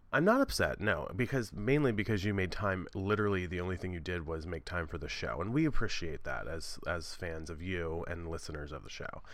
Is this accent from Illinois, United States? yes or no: no; Western Maryland, United States; born or raised there